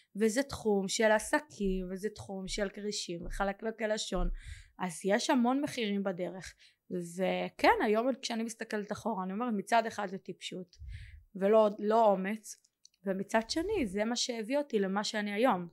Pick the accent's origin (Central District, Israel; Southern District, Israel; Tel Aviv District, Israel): Southern District, Israel; Kiryat Gat; moved away; also born or lived in Modi'in; אני מקריית גת במקור